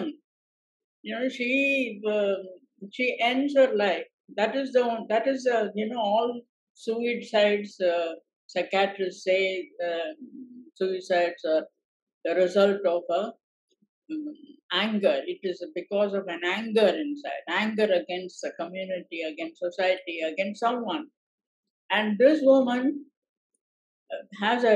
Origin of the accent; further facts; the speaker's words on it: Karnataka, India; moved away as an adult; also born or lived in Chennai, Tamil Nadu; I grew up in Karnataka. I was born and brought up there, and I never lived in Tamil Nadu